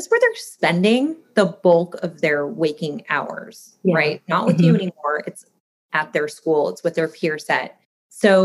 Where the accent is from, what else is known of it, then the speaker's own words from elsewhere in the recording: Midwest, United States; moved away; I grew up in the Midwest